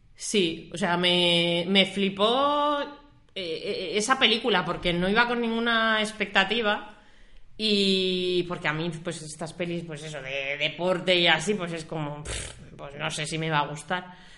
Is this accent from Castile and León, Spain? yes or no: yes; La Robla, Castile and León, Spain; yo soy de La Robla, de un pueblecito de León